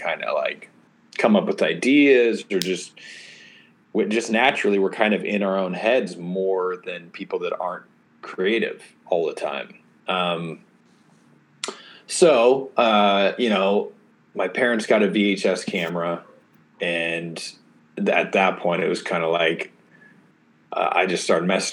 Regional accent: Oregon, United States; So I'm from Oregon. I was homeschooled, grew up in the country

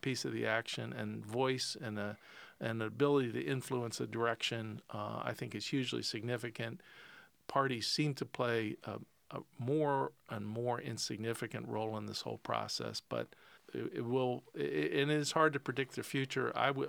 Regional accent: Pennsylvania, United States; I grew up on George Romero in western Pennsylvania, and that is still, you know, the defining zombie movie.

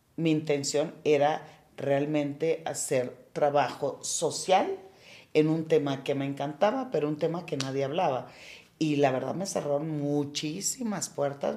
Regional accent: Culiacán, Sinaloa, Mexico; Yo soy de Culiacán, bien culichi, en un seno de una familia de ocho mujeres y un hombre

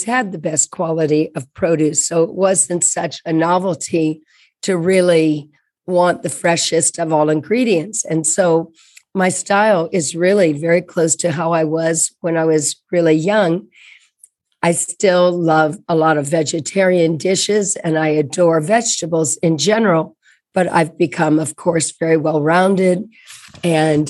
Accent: Indianapolis, Indiana, United States; I grew up in Indianapolis, Indiana, and that's the heartland.

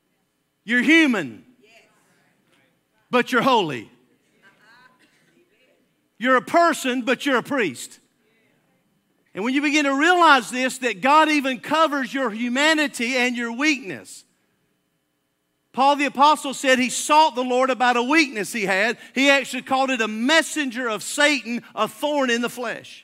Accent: Alabama, United States; I'm from Alabama

